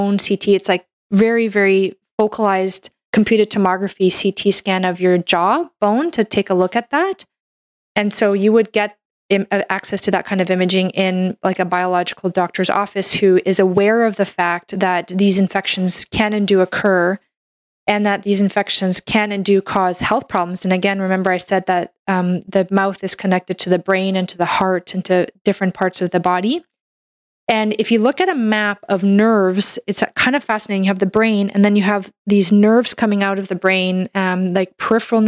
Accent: Canada; I'm a Canadian medical doctor

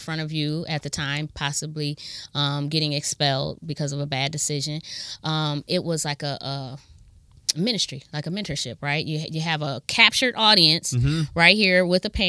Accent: Akron, Ohio, United States; also born or lived in Kent, Ohio; now in Toledo, United States; I'm from Akron. I went to John R. Buchtel High School

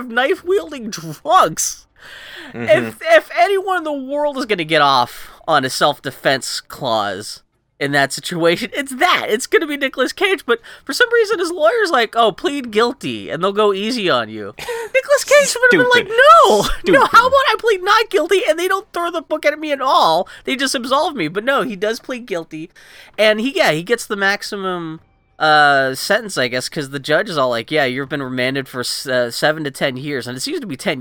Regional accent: Texas, United States; I was born in Texas

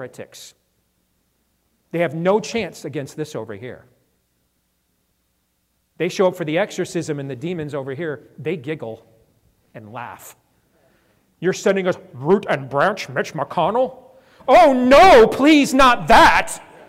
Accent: Iowa, United States; born or raised there

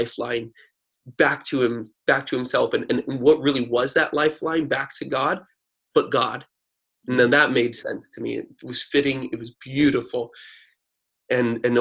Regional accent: United States; born or raised there

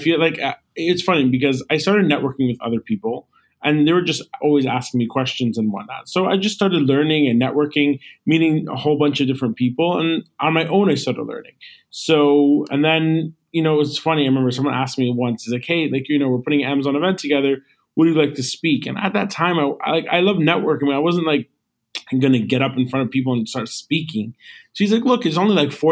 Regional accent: New York, United States; also born or lived in Los Angeles; So I was born and raised in New York. I went to school, I did everything here

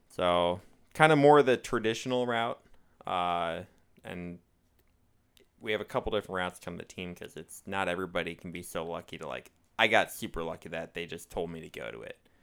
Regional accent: Minnesota, United States; moved away; I'm, I'm from Minnesota

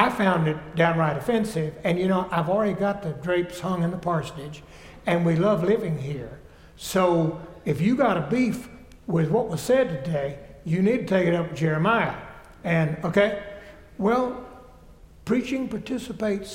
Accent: South Carolina, United States; I grew up Methodist in South Carolina

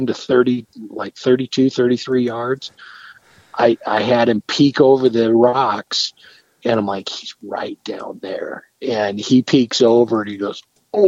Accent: Northeast Arizona, United States; I grew up hunting deer in Northeast Arizona.

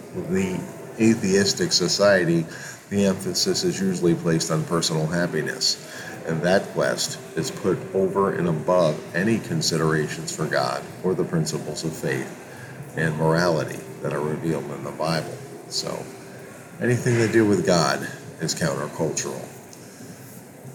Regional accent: Hudson, New York, United States; I spent most of my childhood on Sundays or Saturday afternoons going to our local Roman Catholic Church, St. Mary's in Hudson, New York

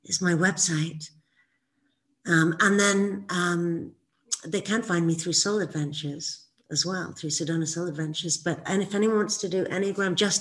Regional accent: England, United Kingdom; when I was growing up in England

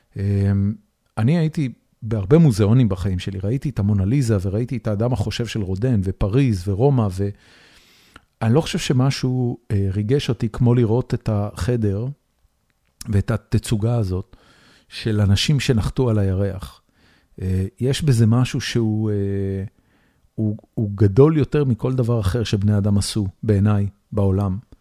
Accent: Haifa, Haifa District, Israel; moved away as an adult; now in Austin, United States; הבית שגדלתי בו בחיפה

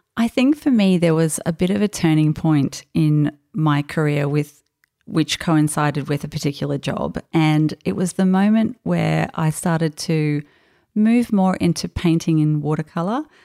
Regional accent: Australia; accent: Australian; also born or lived in France; my Australian accent, accent when I spoke

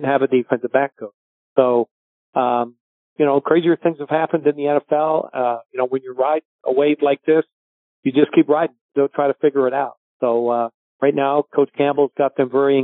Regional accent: Portsmouth, South East England, United Kingdom; moved away; also born or lived in Halifax, Nova Scotia / Victoria, British Columbia; I grew up actually in England. So I was born in Halifax, Nova Scotia

